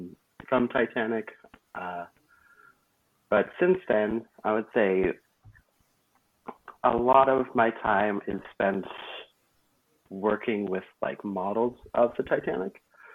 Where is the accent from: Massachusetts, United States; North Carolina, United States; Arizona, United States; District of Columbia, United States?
Arizona, United States; I am from Arizona